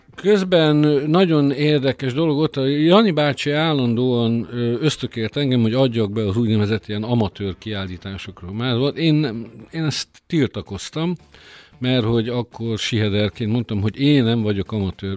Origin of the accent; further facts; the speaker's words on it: Békés, Hungary; békési vagyok eredetileg